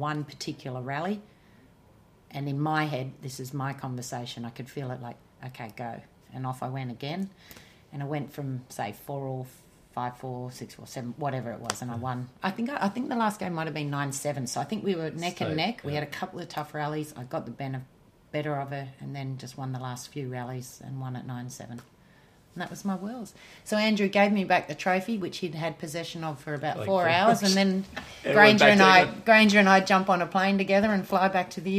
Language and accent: English; Melbourne, Victoria, Australia; also born or lived in north of England; there was such a relief to have won in my hometown